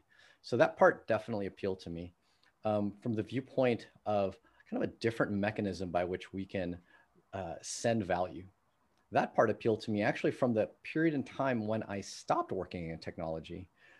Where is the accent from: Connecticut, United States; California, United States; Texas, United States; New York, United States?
California, United States; And given that I grew up in the Bay Area, you know, worked in Silicon Valley, used to work for NVIDIA.